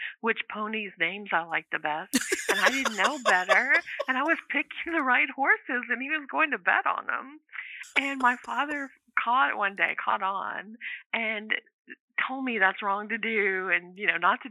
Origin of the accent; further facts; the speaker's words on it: Louisiana, United States; I'm from Louisiana